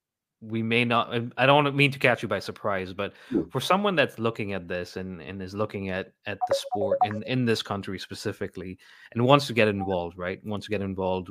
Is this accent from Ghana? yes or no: yes; Ghana; moved away as an adult; now in United States; I grew up in West Africa in Ghana